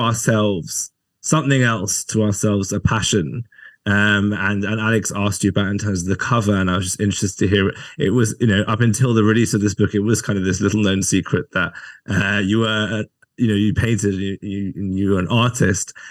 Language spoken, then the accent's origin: English; England, United Kingdom; me as an English person